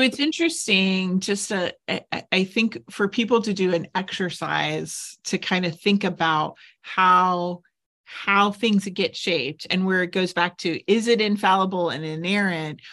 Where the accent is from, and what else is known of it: United States